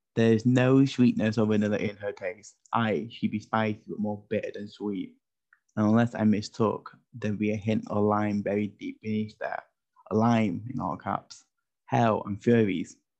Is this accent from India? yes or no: no; United Kingdom; as a British person